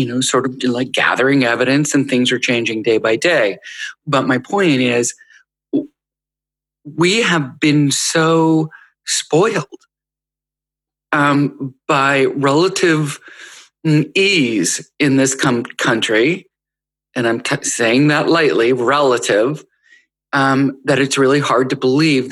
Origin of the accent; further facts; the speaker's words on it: United States; as an American and a privileged American and a white American